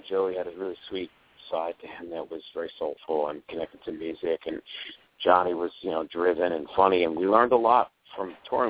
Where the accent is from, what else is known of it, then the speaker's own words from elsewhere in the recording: New York City, New York, United States; I'm from Queens.